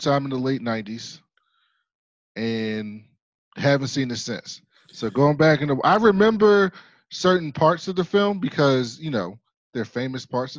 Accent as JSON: {"language": "English", "town": "Baltimore", "region": "Maryland", "country": "United States", "said": "I'm from Baltimore"}